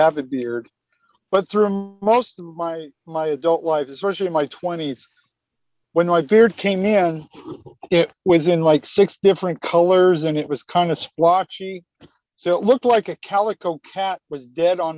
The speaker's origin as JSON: {"language": "English", "region": "Utah", "country": "United States", "tie": "born or raised there", "said": "I grew up in Utah"}